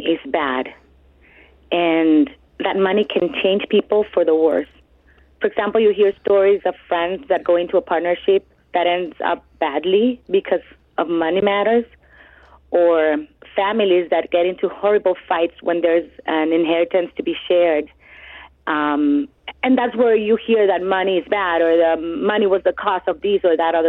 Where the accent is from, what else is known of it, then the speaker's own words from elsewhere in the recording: El Salvador; moved away as an adult; now in United States; I grew up in El Salvador